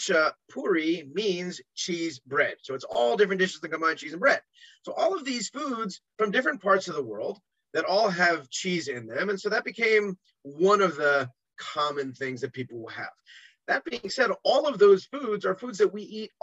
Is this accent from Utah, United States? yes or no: no; New York, United States; also born or lived in America; now in Israel; as a New Yorker